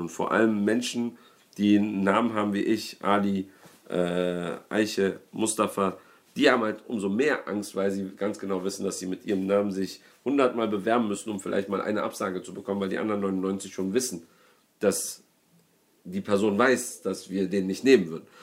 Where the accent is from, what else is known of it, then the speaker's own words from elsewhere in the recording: Berlin, Germany; ich komme ja aus, aus, aus Rudow, äh, beziehungsweise aus Neukölln, aber ähm, in Rudow lebe ich gerade